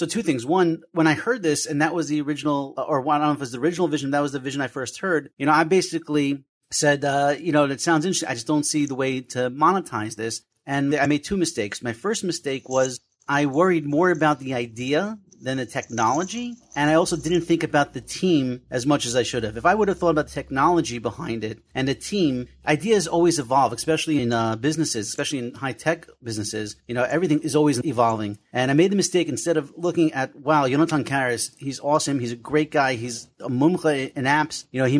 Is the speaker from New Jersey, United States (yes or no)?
yes; Passaic, New Jersey, United States; we're in New Jersey, just out of curiosity, because I'm from Passaic.